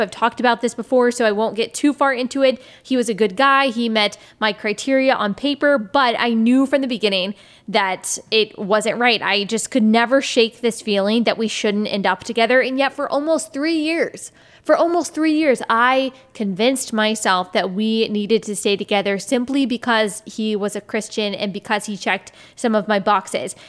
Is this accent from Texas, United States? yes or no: yes; Texas, United States; moved away as an adult; also born or lived in South Carolina; I am from Texas, born and raised